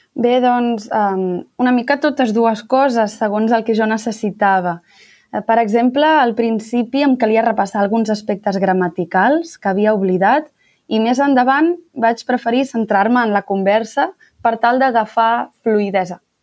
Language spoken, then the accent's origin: Catalan; Sant Feliu de Guíxols, Catalonia, Spain; moved away as an adult; now in Grenoble, France; sóc de Sant Feliu de Guíxols, un poblet molt petit de la Costa Brava, per la zona de l'Empordà.